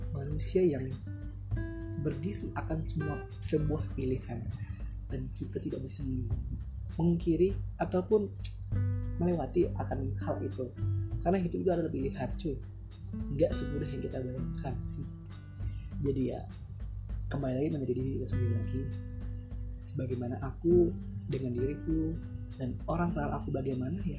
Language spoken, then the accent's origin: Indonesian; Batam, Riau Islands, Indonesia; karena aku dari, dari berasal dari Batam